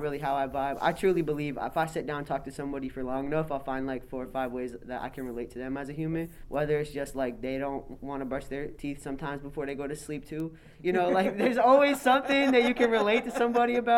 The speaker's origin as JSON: {"language": "English", "town": "Springfield", "region": "Massachusetts", "country": "United States", "tie": "born or raised there", "said": "I grew up in Springfield"}